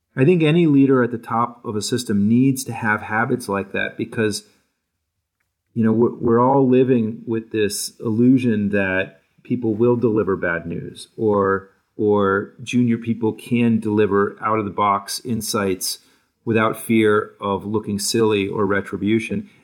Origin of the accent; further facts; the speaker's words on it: New Hampshire, United States; moved away; also born or lived in Newport, Rhode Island; I grew up in New Hampshire, and, and before that, a, a, a short time in Newport, Rhode Island